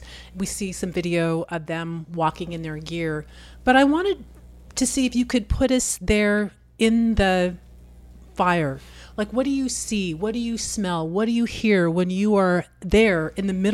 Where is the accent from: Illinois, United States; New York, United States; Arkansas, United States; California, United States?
California, United States; Vacaville; I grew up at 6 in Vacaville